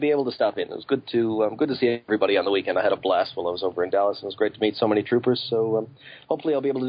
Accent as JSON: {"language": "English", "country": "Canada", "moved": "as an adult", "lives_now": "Tasmania, Australia", "said": "Well, I'm Canadian by way of Tasmania. I moved down here a few years ago, so everybody keeps asking me, oh, you're not Australian, you don't have the funny voice."}